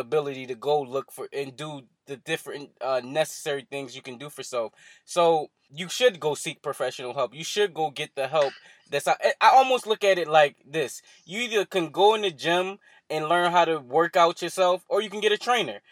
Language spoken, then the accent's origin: English; Philadelphia, Pennsylvania, United States; here in Philadelphia, in my hometown